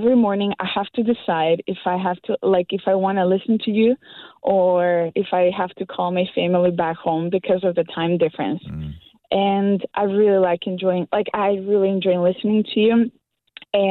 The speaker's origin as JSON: {"language": "English", "country": "North Macedonia", "second_language": "English", "moved": "as an adult", "lives_now": "Canada", "said": "I'm from a country that barely people know about. It's called Macedonia"}